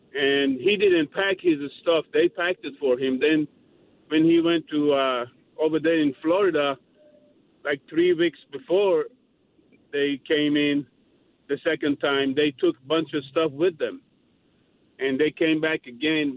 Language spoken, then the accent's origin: English; Iran; now in United States; I was born in Iran, but I came to this country in nineteen seventy-seven.